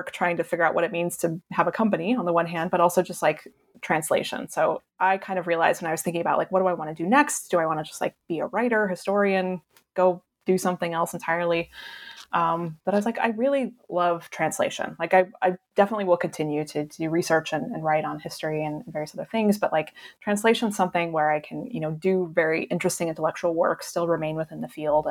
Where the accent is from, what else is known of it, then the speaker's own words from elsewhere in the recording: Cheyenne, Wyoming, United States; moved away; I grew up in Cheyenne, Wyoming, which is like a dump, called itself the Paris of the West